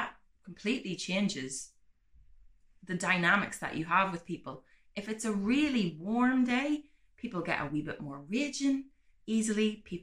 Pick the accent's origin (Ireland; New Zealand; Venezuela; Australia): Ireland; I'm from Ireland